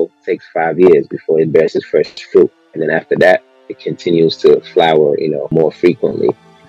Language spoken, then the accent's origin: English; Ghana; being African, I love it. Being Ghanaian, I love it.